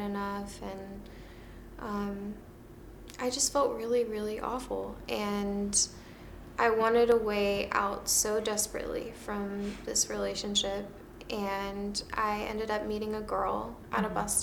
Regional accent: Maryland, United States; moved away as an adult; now in California, United States; I moved to California from my hometown, Maryland

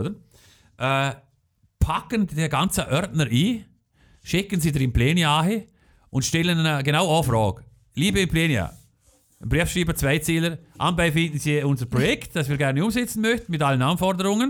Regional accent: Schellenberg, Liechtenstein; Es ist meine Heimat Heimatgemeinde

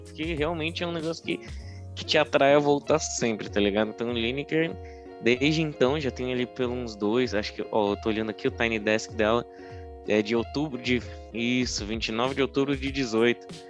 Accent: Brazil; a gente, como bom brasileiro

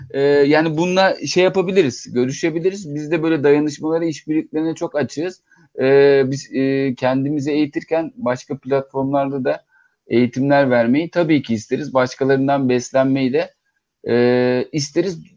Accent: Istanbul, Turkey; İstanbulluyuz aslında üç kuşaktır ama nereden bir yerden eğinden biri gelmiş.

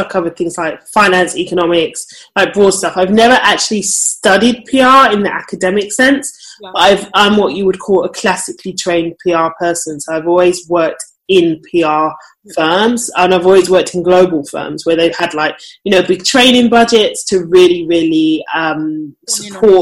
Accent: London, United Kingdom; So I'm from London. Well, pretty much from London.

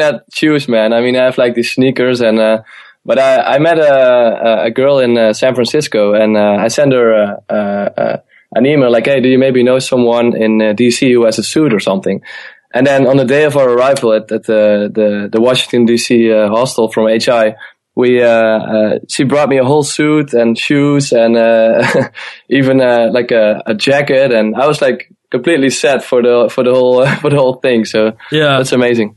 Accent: Eindhoven, North Brabant, Netherlands; moved away; also born or lived in Amsterdam; I'm originally born in the south of the Netherlands, in uh, in Eindhoven

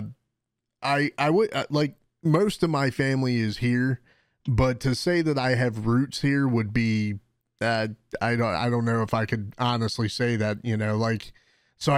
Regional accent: Baltimore, Maryland, United States; also born or lived in Virginia / Florida; I'm from Baltimore. I've lived in Baltimore pretty much my whole life

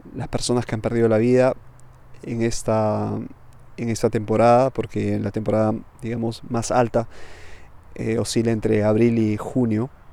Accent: Peru; moved away as an adult; now in Milan, Italy; soy de Perú, pero vivo en Milán hace ya casi una década

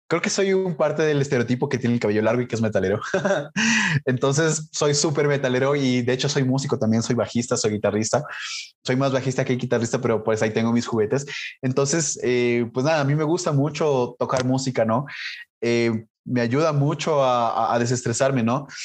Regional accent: Colombia; now in Ecuador; yo soy migrante, yo soy colombiano, a pesar de que no tengo el acento, es porque vivo más de 20 años aquí. Pero yo soy colombiano, hice toda mi vida en Ecuador

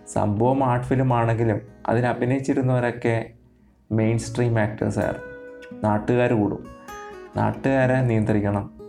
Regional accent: Kollam, Kerala, India; ഞാൻ ജനിച്ചതും വളർന്നതൊക്കെ കൊല്ലത്താണ്

